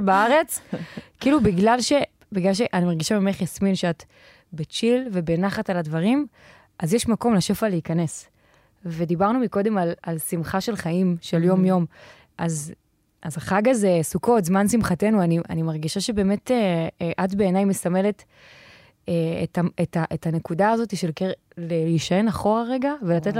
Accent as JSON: {"language": "Hebrew", "town": "Ashdod", "region": "Southern District", "country": "Israel", "said": "אני מגיעה מאשדוד"}